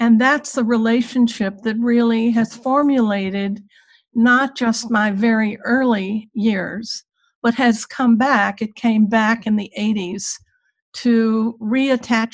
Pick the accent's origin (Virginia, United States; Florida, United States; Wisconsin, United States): Virginia, United States; I grew up in Virginia in the Jim Crow era